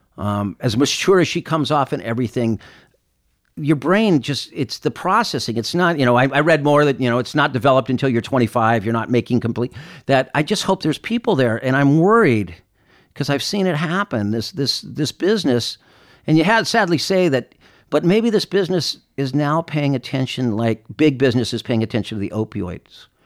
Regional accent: Claremont, California, United States; growing up east of Los Angeles in a city called Claremont

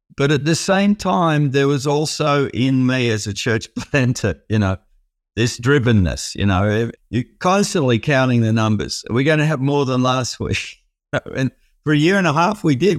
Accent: Melbourne, Victoria, Australia; also born or lived in Sydney; I was born in Sydney and early years there. And, and then most of my life, I've, in Australia, I've, I've lived in Melbourne. We moved down to Melbourne

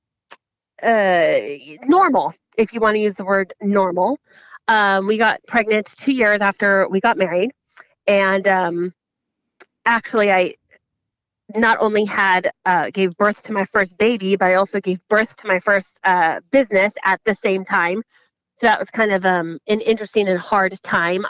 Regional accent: San Jose, California, United States; I grew up in San Jose, California

